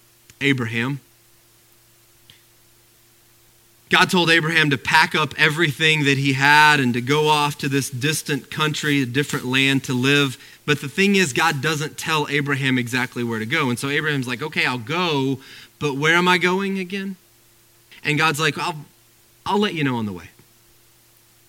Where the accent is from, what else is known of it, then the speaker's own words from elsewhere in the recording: Arkansas, United States; moved away; I grew up in Arkansas where we didn't have any of these things